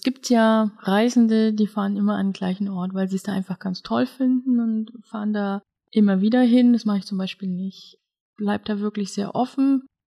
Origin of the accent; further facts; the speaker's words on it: Germany; bei uns in Deutschland